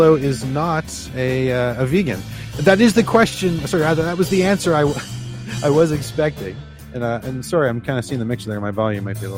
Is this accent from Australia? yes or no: no; just outside of Toronto, Ontario, Canada; now in Newfoundland, Canada; I was born just outside of Toronto many, many, many years ago. But now I'm over on the East Coast.